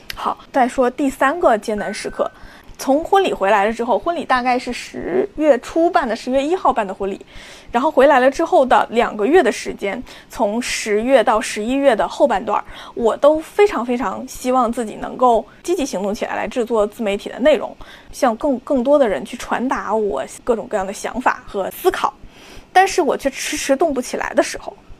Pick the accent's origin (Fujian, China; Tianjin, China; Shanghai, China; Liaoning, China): Liaoning, China; 我的老家辽宁